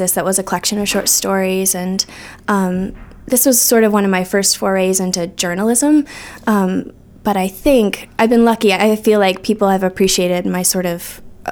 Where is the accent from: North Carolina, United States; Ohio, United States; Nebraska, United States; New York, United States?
New York, United States; Chautauqua Lake, Western; moved away as an adult; now in Portland, United States; I'm from Western New York. I grew up on Chautauqua Lake